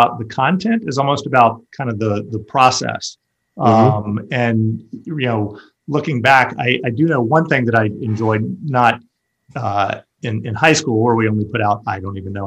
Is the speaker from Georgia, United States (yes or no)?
yes; Atlanta, Georgia, United States; also born or lived in St. Louis; I grew up here in Atlanta.